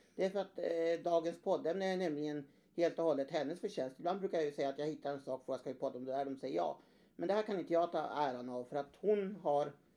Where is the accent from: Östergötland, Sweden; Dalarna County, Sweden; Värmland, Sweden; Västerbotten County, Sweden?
Värmland, Sweden; som gammal värmlänning